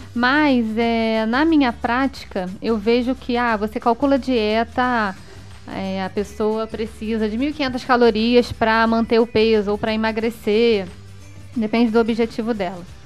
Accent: Petrópolis, Rio de Janeiro, Brazil; also born or lived in Areal; eu sou de Petrópolis, né? Sim. É, e passei boa parte da minha vida em, morando em Taipava. A minha infância

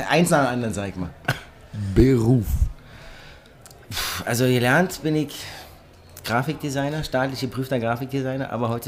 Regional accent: Berlin, Germany; now in Cologne, Germany; ich bin Berliner

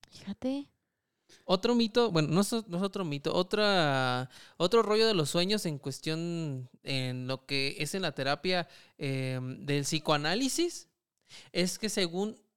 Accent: Michoacán, Mexico; que somos de Michoacán, sí.

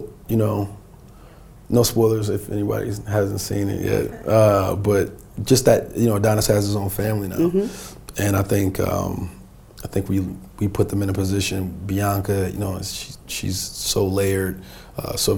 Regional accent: North New Jersey, United States; Me growing up in Jersey, North New Jersey

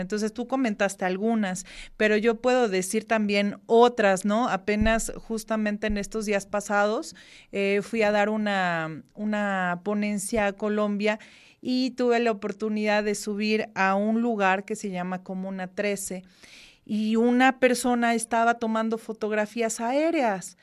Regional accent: Mexico; como buenos mexicanos que somos

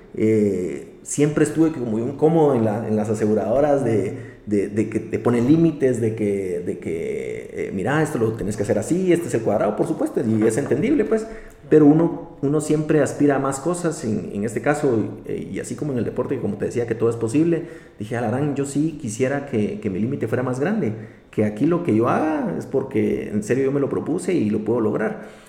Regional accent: Guatemala; nosotros como guatemaltecos

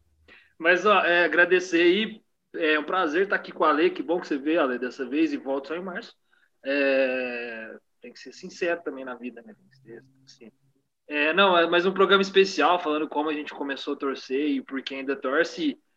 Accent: São Sebastião do Paraíso, Minas Gerais, Brazil; also born or lived in Ribeirão Preto; na minha cidade de onde eu sou, né, do interior, né, de, de Minas, São Sebastião do Paraíso

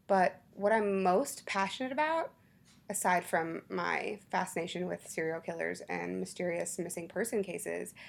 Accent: Baton Rouge, Louisiana, United States; also born or lived in Florida; now in Dallas, United States; Baton Rouge is my hometown

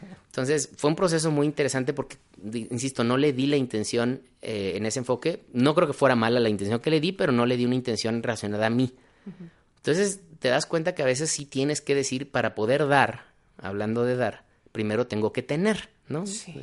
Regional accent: Guadalajara, Jalisco, Mexico; also born or lived in Mexico City; soy mexicano, orgullosamente tapatío

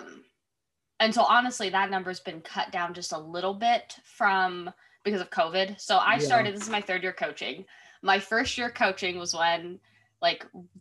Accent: Norman, Oklahoma, United States; I'm from Norman, which is near like Oklahoma City Central

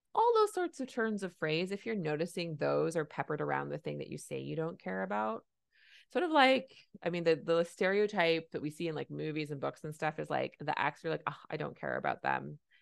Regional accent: Canada; I'm a Canadian family physician

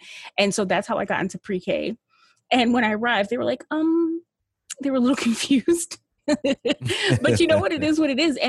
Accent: Buffalo, New York, United States; I was born and raised in Buffalo, New York, which is a pretty segregated place, if you really think about it, especially residentially.

